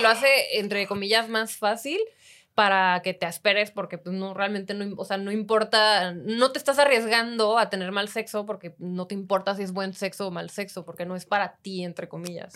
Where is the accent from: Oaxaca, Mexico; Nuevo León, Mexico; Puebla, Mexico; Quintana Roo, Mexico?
Quintana Roo, Mexico; Cancún; Yo de Cancún